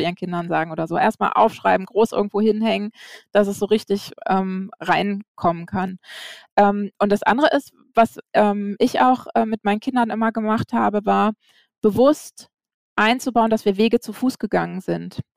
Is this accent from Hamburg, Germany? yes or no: no; Flensburg, Schleswig-Holstein, Germany; Ich bin ähm, in Flensburg geboren